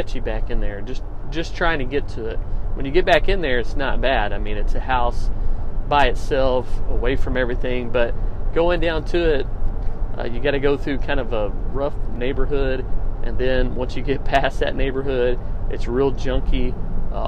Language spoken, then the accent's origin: English; Missouri, United States; here in my hometown